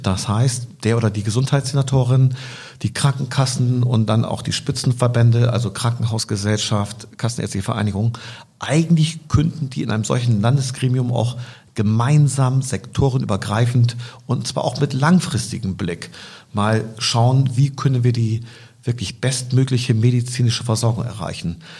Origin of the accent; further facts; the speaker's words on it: Bremen, Germany; ich komme aus Bremen Nord